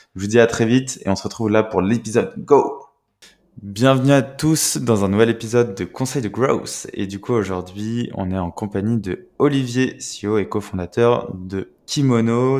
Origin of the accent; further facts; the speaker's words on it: France; en tant que Français